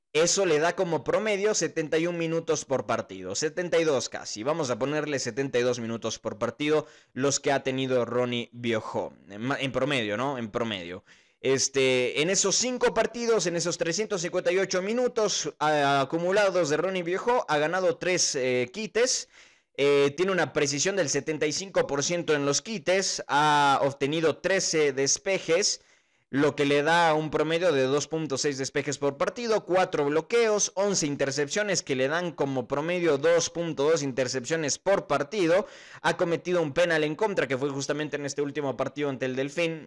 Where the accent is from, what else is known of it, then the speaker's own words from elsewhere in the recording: Cuenca, Azuay, Ecuador; Soy de Cuenca, trabajo en una radio local